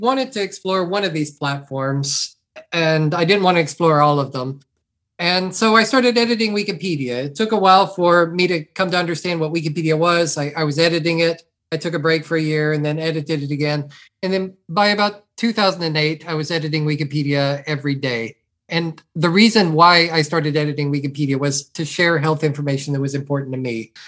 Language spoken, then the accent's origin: English; near Beaumont, Southeast Texas, United States; I grew up in Southeast Texas